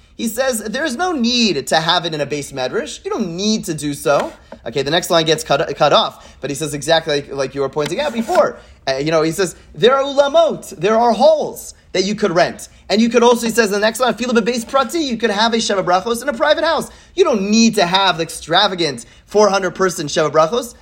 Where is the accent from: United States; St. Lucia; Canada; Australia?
Canada; Montreal, Quebec; I grew up in Montreal